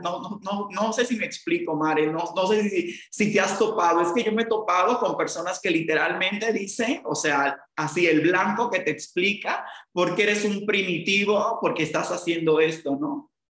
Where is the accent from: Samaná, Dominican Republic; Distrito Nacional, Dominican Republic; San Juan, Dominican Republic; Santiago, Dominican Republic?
Samaná, Dominican Republic; yo soy de Samaná, en República Dominicana, de donde es mi papá